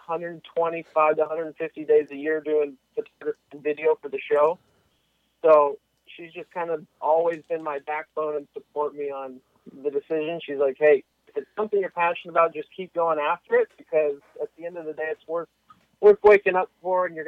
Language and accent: English; Washington, United States; now in California, United States; I grew up in Washington State, moved to California